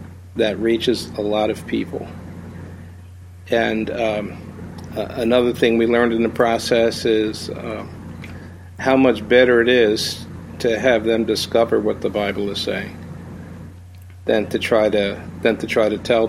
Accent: East Coast of the U.S., United States; also born or lived in Chicago area; now in Chicago, United States; We're from the East Coast of the U.S., but we have been out here

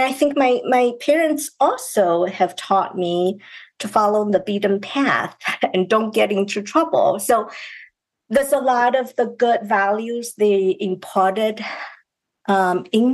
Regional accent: China; moved away as an adult; now in United States; I grew up in China

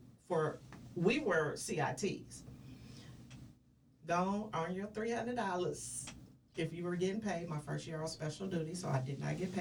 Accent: the Bay Area, California, United States; I am from the Bay

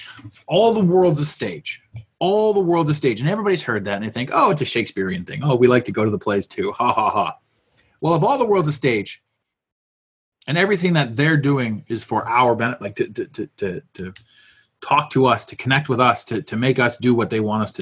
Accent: Canada; I was born here. I'm a Canadian

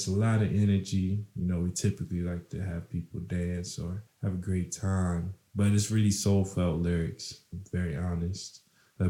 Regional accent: Maryland, United States; also born or lived in Ohio; now in Kalamazoo, United States; I currently live in Kalamazoo, Michigan, and I was born in Maryland and did some studies in Ohio

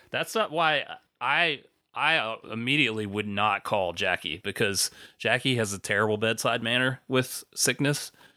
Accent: South Carolina, United States; where I grew up in South Carolina

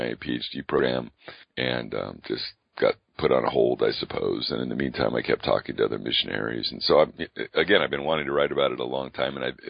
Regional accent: California, United States; moved away; I grew up in California

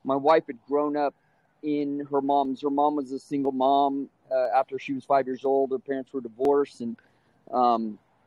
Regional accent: San Bernardino, California, United States; I grew up in San Bernardino, California.

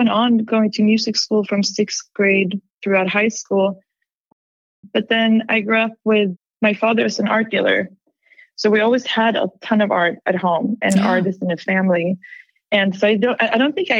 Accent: Gothenburg, Västra Götaland, Sweden; I'm born and raised in Gothenburg, Sweden, which is on the west coast

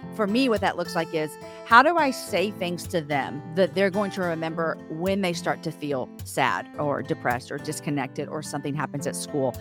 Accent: Austin, Texas, United States; we're from Austin, Texas

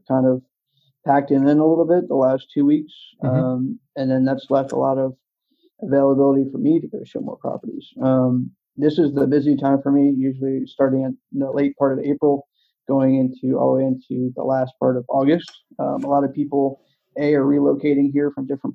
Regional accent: East Coast, United States; I grew up on the East Coast

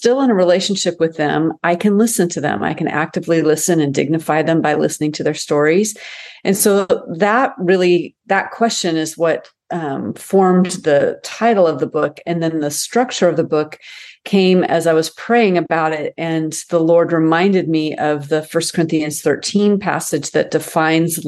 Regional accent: United States; as American Christians

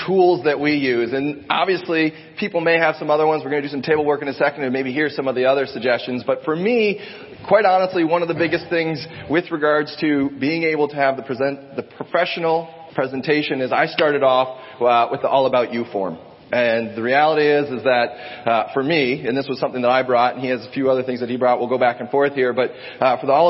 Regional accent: Ohio, United States; moved away; I grew up in Ohio

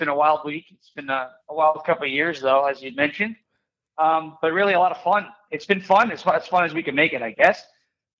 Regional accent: Long Island, New York, United States; I'm from Long Island

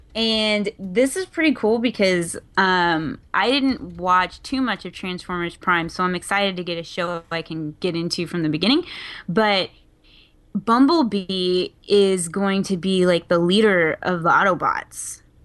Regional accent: Texas, United States; being a Texan

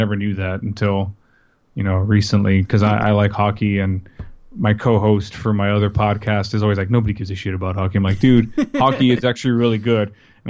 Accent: Texas, United States; I mean, even though I'm from South Texas, that I don't sound like I'm from South Texas.

